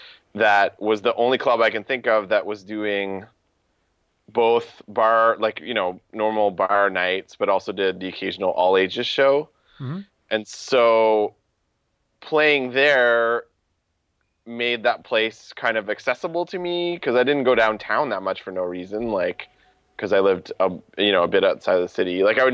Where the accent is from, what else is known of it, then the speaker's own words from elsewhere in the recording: Ottawa, Ontario, Canada; I'm from Ottawa.